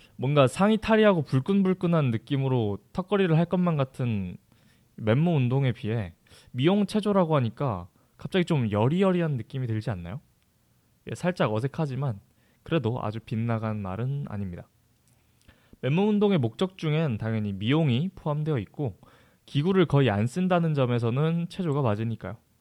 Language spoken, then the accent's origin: Korean; Jeju, South Korea; moved away as an adult; 제 본가가 제주도라 가지고